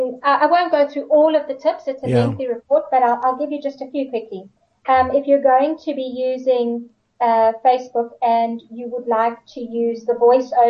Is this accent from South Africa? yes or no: yes; George, Western Cape, South Africa; my hometown of George